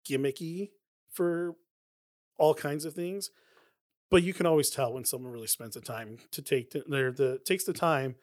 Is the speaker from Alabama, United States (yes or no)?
no; Anaheim, California, United States; my hometown of Anaheim